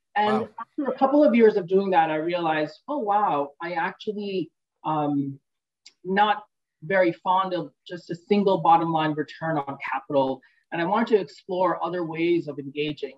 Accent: New York, United States; also born or lived in Kolkata, India; when I was four years old, made the brave decision to buy two plane tickets and immigrate, just her and I, to New York. And that's where I grew up

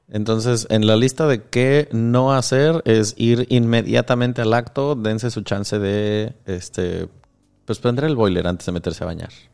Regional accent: Michoacán, Mexico; si de allí mero vengo, es precioso

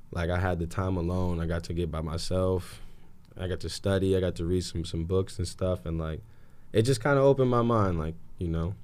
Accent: Anchorage, Alaska, United States; moved away as an adult; also born or lived in California; Growing up in Anchorage, Alaska, real cold.

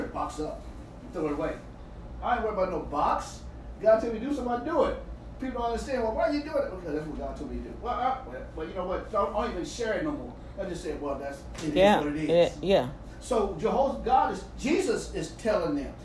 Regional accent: St. Louis, Missouri, United States; moved away; I was raised in St. Louis

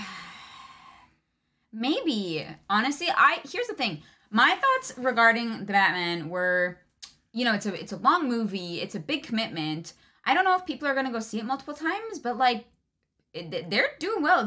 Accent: Canada; I'm Canadian

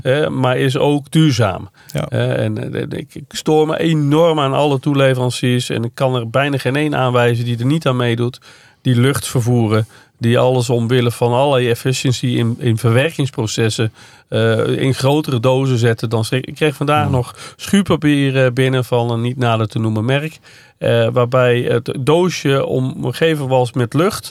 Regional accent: Veenendaal, Utrecht, Netherlands; Waar ik vandaan kom, Venendaal

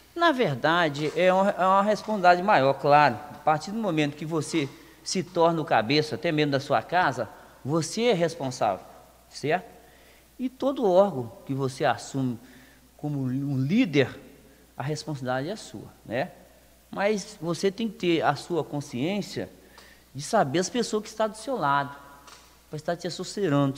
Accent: Lagoa Santa, Minas Gerais, Brazil; sou nascido aqui em Lagoa Santa

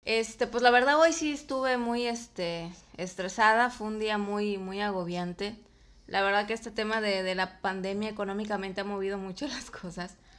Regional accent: Mexico; also born or lived in Comalcalco, Tabasco; yo como mexicana

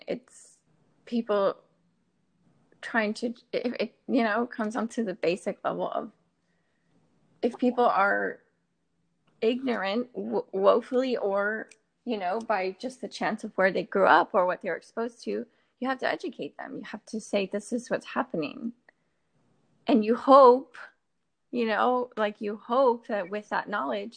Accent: Northern Virginia, United States; now in Washington, D.C., United States; I grew up in Northern Virginia

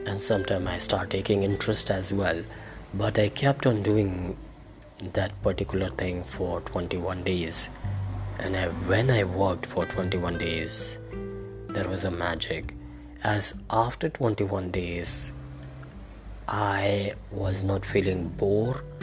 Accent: India; I am from India.

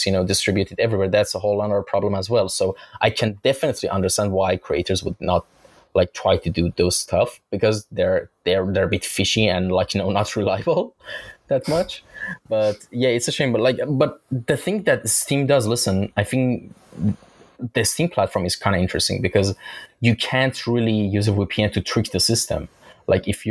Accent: Iran; now in Istanbul, Turkey; In my home country is actually Iran. I'm Iranian, and I'm just based in Istanbul.

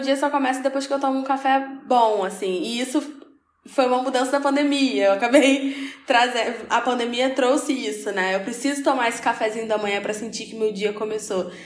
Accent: Rio de Janeiro, Brazil; Sou carioca

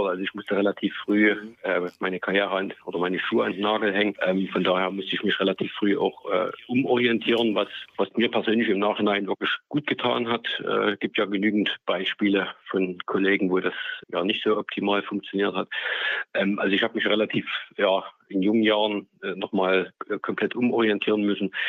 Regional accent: Grimma, Saxony, Germany; born there; also ich bin geboren in Grimma, gebürtiger Grimma, bin da auch heute wieder äh, wohnhaft.

